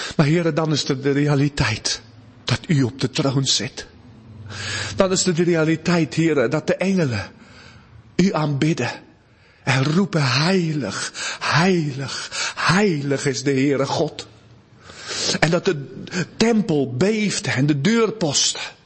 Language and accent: Dutch; South Africa; Dutch is a second language; moved away; uit Zuid-Afrika